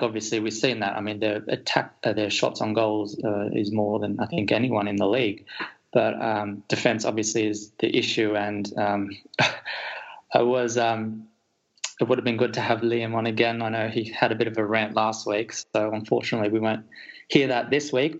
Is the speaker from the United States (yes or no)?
no; Australia; as an Australian